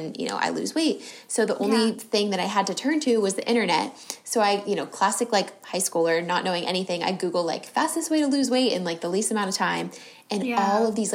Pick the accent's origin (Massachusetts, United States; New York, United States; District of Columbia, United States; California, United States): California, United States; San Diego; I grew up in San Diego